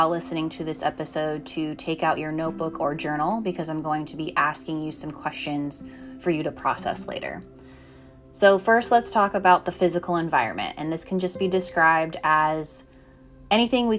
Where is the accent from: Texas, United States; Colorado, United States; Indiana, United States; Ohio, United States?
Colorado, United States; I grew up in Colorado